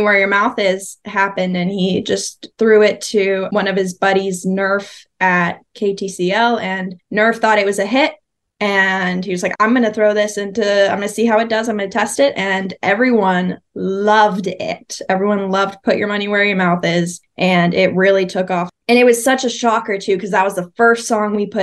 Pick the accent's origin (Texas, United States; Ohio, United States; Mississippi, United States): Texas, United States; Frisco; I am from Frisco, Texas. It's near Dallas